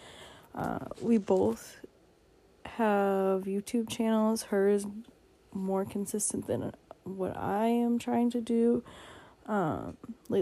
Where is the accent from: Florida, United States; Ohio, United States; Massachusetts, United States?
Massachusetts, United States; I'm from Massachusetts in the United States